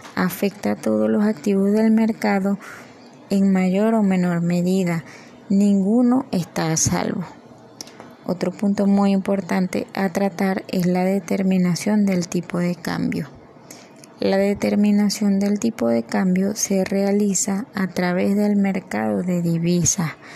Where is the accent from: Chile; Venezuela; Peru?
Venezuela